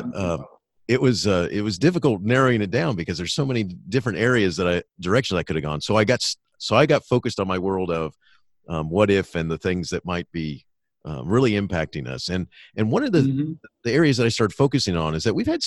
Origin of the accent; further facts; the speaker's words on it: Florida, United States; I grew up in Florida where I got to see space shots